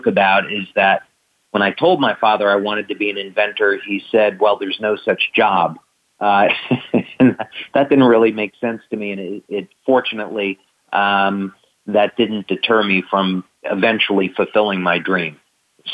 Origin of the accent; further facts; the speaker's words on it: New Jersey, United States; I grew up in New Jersey